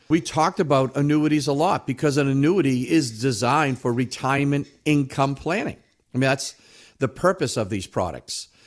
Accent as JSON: {"language": "English", "region": "New England", "country": "United States", "said": "we're from New England. We're all skeptics up here."}